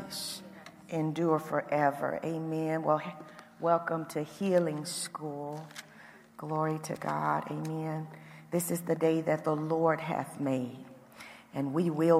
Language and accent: English; Indiana, United States; accent: Indiana; my Indiana accent kind of comes out